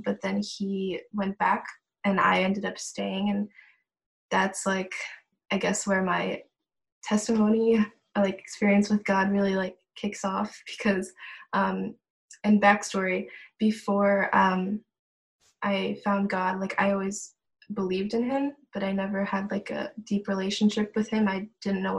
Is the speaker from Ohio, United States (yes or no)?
yes; Ohio, United States; moved away as an adult; now in Germany; I'm born and raised in Ohio in America